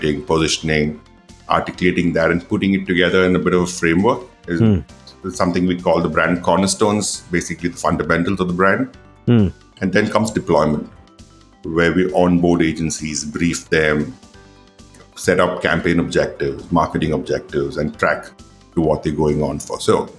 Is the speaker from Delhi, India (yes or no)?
no; Coimbatore, Tamil Nadu, India; Well, I am from the small town called Coimbatore, Tamil Nadu. {S1} Okay. {S2} And that's where I grew up largely.